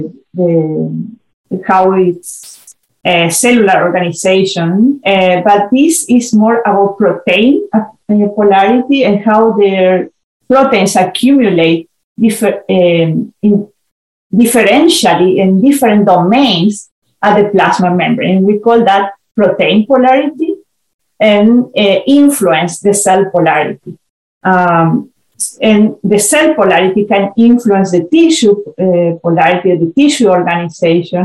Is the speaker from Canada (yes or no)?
no; Argentina; moved away as an adult; also born or lived in Chile; now in United States; I'm originally from Argentina, where I did my graduate studies in molecular biology.